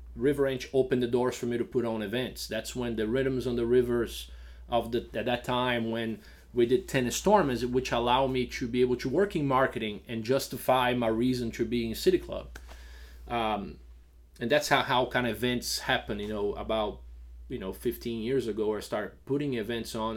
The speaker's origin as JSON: {"language": "English", "country": "Brazil", "tie": "born or raised there", "also_born_or_lived": "Georgia, United States / New York, United States", "moved": "as an adult", "lives_now": "Lafayette, Louisiana, United States", "said": "we grew up in Brazil without really that s, that civic sense of responsibility"}